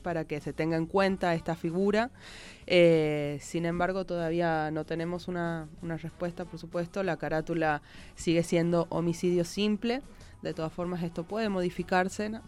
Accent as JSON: {"language": "Spanish", "region": "Tucumán", "country": "Argentina", "said": "en Tucumán, de donde vengo yo"}